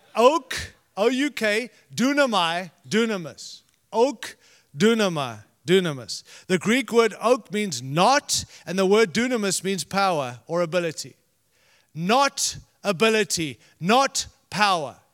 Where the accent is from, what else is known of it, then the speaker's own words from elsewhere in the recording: Zimbabwe; moved away; I was born in Rhodesia, which is now Zimbabwe